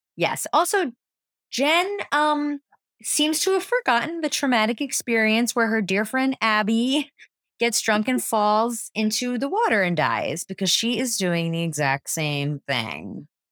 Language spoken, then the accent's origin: English; New Jersey, United States; I grew up in New Jersey